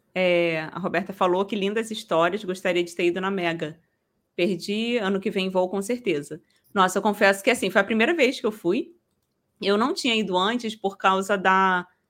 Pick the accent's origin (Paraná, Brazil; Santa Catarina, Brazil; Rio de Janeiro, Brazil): Rio de Janeiro, Brazil; sou carioca